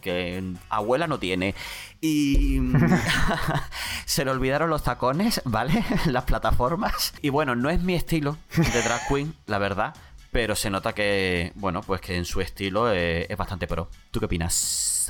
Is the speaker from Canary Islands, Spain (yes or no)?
no; San Fernando, Andalusia, Spain; also born or lived in Bolivia; es de mi pueblo, de San Fernando